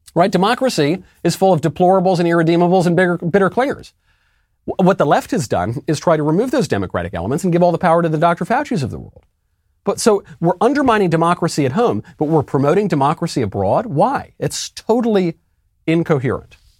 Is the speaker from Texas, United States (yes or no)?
no; New York, United States; where I grew up in New York